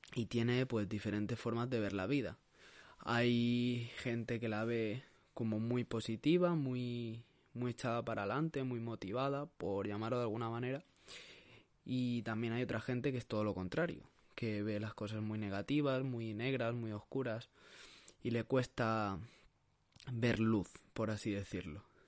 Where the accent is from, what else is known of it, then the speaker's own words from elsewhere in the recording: Sabadell, Catalonia, Spain; soy un chico de Barcelona, de Sabadell